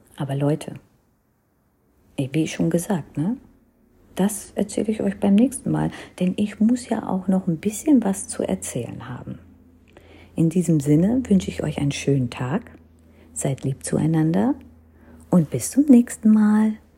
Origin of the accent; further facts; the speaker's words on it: North India, India; first language Hindi; German is a second language; Denn ich kam aus Nordindien und hatte die Tradition, die, die Sprache der Nordinder